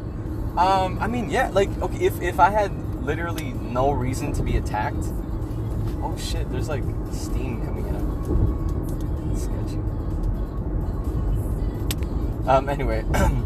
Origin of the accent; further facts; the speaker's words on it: Riverside, California, United States; I grew up in Riverside